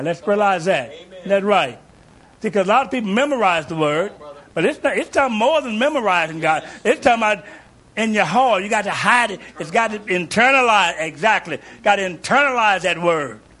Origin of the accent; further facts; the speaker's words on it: Kentucky, United States; I grew up in Kentucky